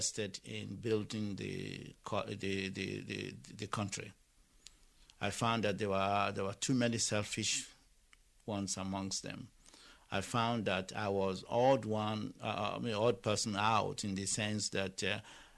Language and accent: English; Lagos, Nigeria; moved away as an adult; now in Ireland; I was born in Lagos, and I went to school in Lagos